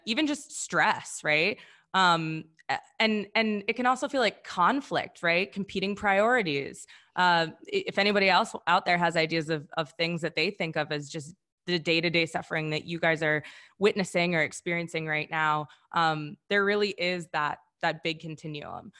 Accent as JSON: {"language": "English", "region": "Wisconsin", "country": "United States", "said": "I'm actually from Wisconsin"}